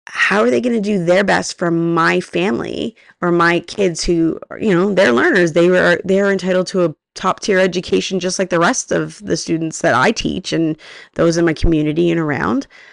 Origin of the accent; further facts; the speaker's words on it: Canada; I'm Canadian